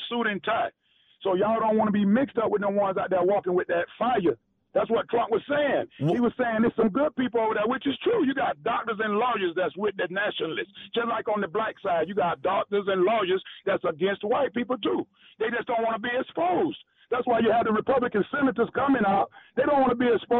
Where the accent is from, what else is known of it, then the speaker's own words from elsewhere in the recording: New Brockton, Alabama, United States; now in Orlando, United States; I'm from Alabama, New Brockton, Alabama, and Robert E. Lee is on high schools, everything around